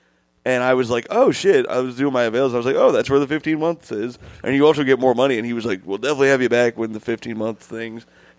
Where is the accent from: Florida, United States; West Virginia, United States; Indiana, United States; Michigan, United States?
Indiana, United States; Bloomington; my hometown is my favorite small town, Bloomington, Indiana.